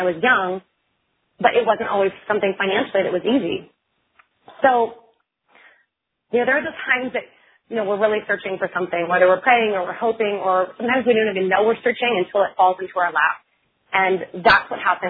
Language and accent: English; Oregon, United States; I'm from Oregon. I'm a farm girl, born and raised, and the daughter of a fisherman from a really tiny town in Oregon